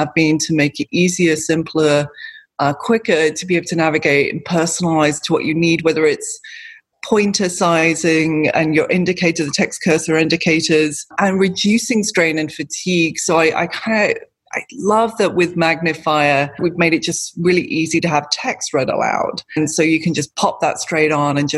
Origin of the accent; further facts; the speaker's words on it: United Kingdom; I'm British